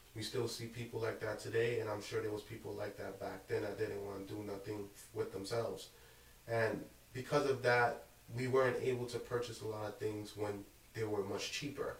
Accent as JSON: {"language": "English", "town": "Brooklyn", "region": "New York", "country": "United States", "tie": "born or raised there", "also_born_or_lived": "Cap-Haïtien, Haiti", "said": "I came to America at the age of two and I came to Brooklyn, like I grew up in Bushwick up until the age of ten. Then I moved to Canarsie"}